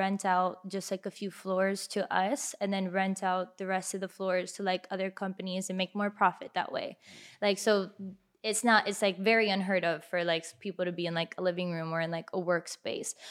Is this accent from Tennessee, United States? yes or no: no; Miami, Florida, United States; born or raised there; also born or lived in Kendall / Orlando